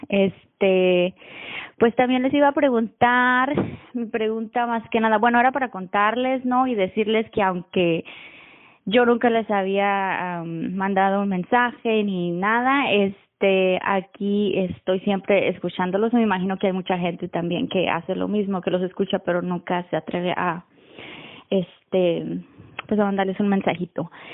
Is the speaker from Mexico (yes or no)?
yes; Mexico; now in Austin, United States; yo soy de México pero vivo en, bueno, al norte de Austin, Texas